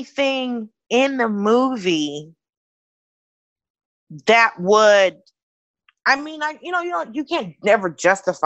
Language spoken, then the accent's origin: English; Atlanta, Georgia, United States; I'm from Atlanta